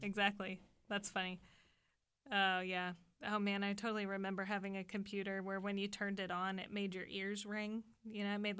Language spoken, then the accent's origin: English; southwestern Ohio, United States; We're from Ohio. We're in southwestern Ohio.